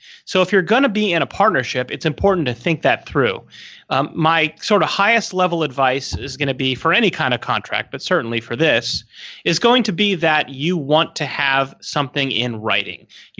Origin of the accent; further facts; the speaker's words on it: San Diego, California, United States; And, you know, I'm from San Diego, so yummy.